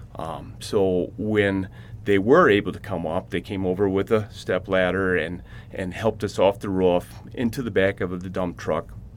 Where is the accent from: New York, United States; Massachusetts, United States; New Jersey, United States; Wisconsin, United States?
Wisconsin, United States; Hill Point; I'm from Hill Point, Wisconsin